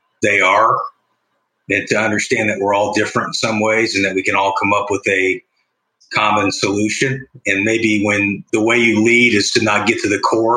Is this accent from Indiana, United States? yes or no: yes; Bloomington, Indiana, United States; growing up in Bloomington